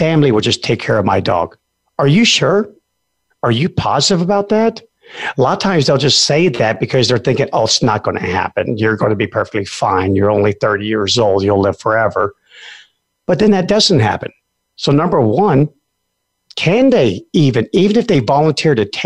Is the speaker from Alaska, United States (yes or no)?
yes; Alaska, United States; a lot of people who live out in the middle of where I come from Alaska